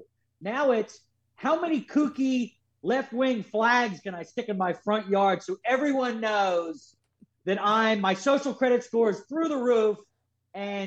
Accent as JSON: {"language": "English", "town": "Philadelphia", "region": "Pennsylvania", "country": "United States", "tie": "born or raised there", "said": "I'm from Northeast Philadelphia. I grew up in a potpourri of everything"}